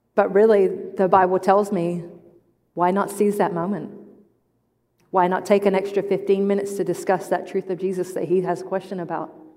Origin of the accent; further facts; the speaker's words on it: England, United Kingdom; moved away; I am English, I am not Australian